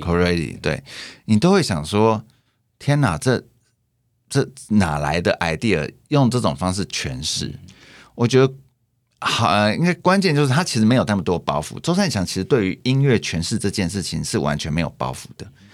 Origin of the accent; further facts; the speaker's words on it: Taiwan; 我们台湾人